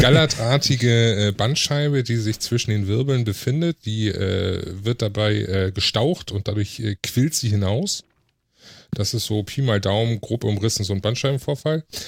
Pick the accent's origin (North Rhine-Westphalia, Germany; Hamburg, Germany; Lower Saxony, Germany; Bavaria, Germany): Hamburg, Germany; komme gebürtig aus Hamburg, wohne jetzt im Speckgürtel von Hamburg